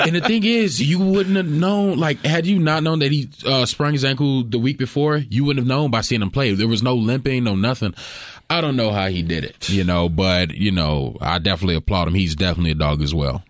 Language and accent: English; Fitzgerald, Georgia, United States; moved away; I grew up in Fitzgerald, uh, Georgia. Very, very small town